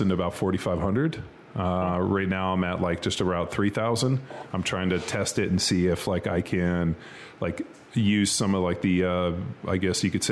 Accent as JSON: {"language": "English", "region": "California", "country": "United States", "tie": "born or raised there", "also_born_or_lived": "Philadelphia", "moved": "yes", "said": "I grew up in California"}